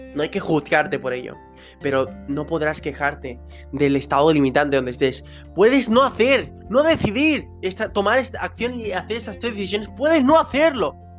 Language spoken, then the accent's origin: Spanish; Venezuela; now in Spain; yo soy de Venezuela, llegué aquí a España